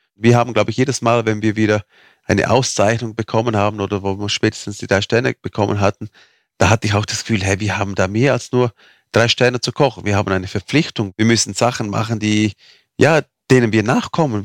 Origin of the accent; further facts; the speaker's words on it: Fürstenau, Graubünden, Switzerland; first language Romansh; German is a second language; in meiner Muttersprache, also unsere Muttersprache ist Rätoromanisch, das spricht man hier in dieser Region.